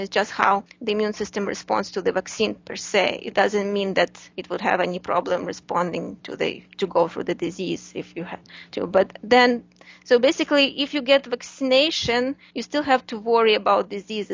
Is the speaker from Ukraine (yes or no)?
yes; Ukraine; moved away as an adult; now in United States; I'm originally from Ukraine, Eastern European country